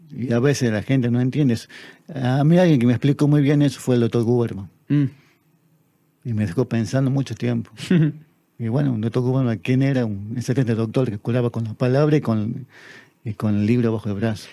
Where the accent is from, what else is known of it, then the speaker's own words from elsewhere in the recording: Tartagal, Salta, Argentina; es mi tierra